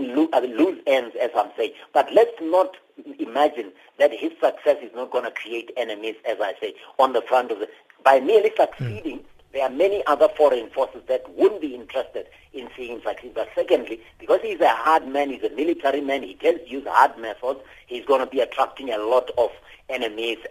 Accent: South Africa; I'm a South African

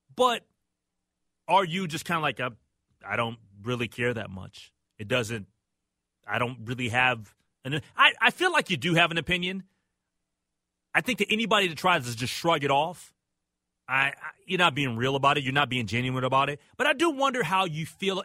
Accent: United States; I'm American

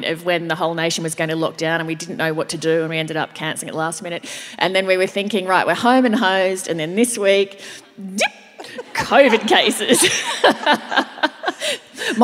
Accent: Brisbane, Queensland, Australia; now in Sydney, Australia; We are here in Brisbane.

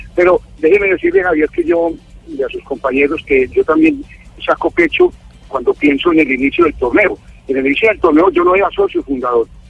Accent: Cúcuta, Norte de Santander, Colombia; nos representó a nosotros como colombianos, como cucuteños

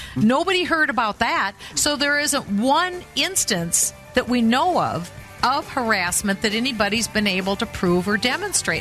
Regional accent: Minnesota, United States; I'm from Minnesota

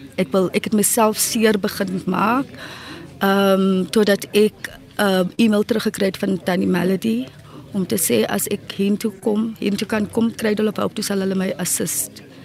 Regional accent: Cape Town, Western Cape, South Africa; So ek kom van die Cape Flats af

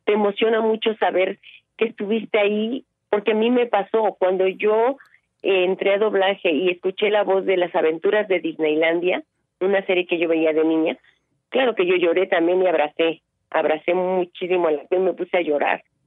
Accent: Veracruz, Mexico; moved away; yo vengo de un pueblo de Veracruz, de un rancho

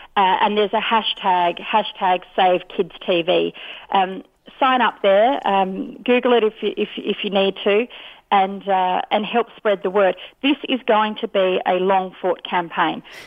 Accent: Australia; as Australian

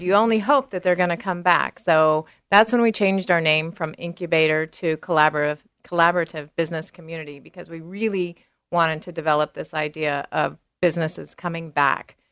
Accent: Salinas, California, United States; now in Beaverton, United States; I grew up in the Salinas area in California as well, the Monterey

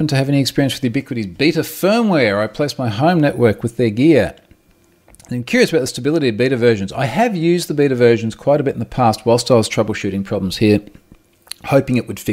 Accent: Australia; I'm Australian

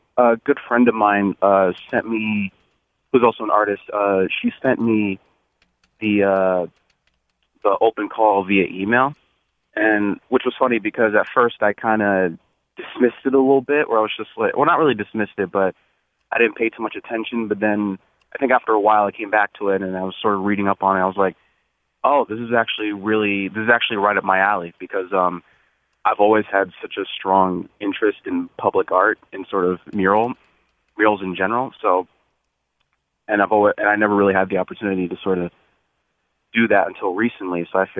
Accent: Bloomfield, Connecticut, United States; So I grew up in Bloomfield, Connecticut.

